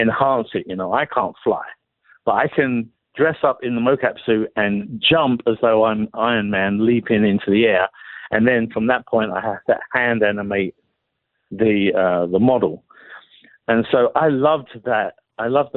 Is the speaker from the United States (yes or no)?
no; England, United Kingdom; being English